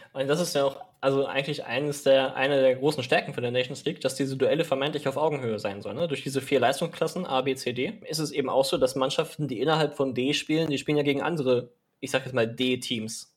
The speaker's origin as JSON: {"language": "German", "country": "Germany", "said": "bei uns in Deutschland"}